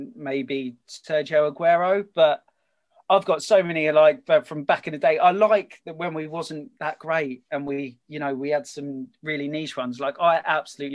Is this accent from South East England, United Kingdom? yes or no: yes; Kent, South East England, United Kingdom; I'm from Kent, born and bred.